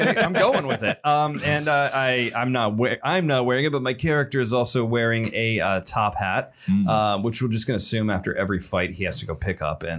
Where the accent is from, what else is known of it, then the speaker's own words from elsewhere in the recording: Virginia Beach, Virginia, United States; I was born in Virginia Beach